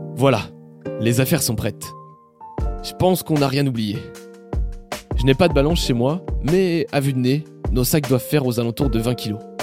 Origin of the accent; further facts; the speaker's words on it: Normandy, France; je suis normand à l'origine